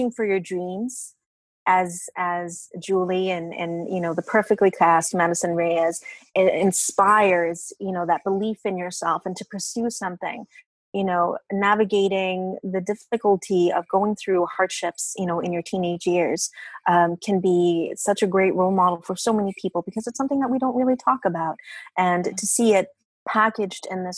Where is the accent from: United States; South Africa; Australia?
Australia; moved away as an adult; also born or lived in Italy; now in Canada; I grew up in Australia, so it was difficult being Latina in Australia